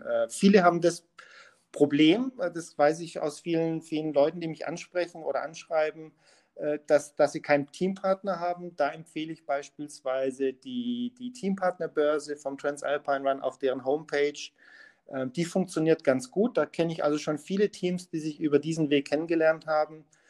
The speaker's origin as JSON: {"language": "German", "town": "Munich", "region": "Bavaria", "country": "Germany", "said": "ich als Münchner"}